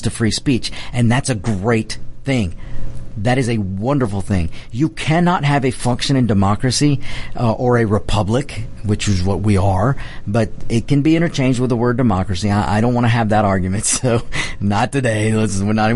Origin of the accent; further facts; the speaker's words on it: United States; I've got Mexican heritage, Spanish heritage, but I'm an American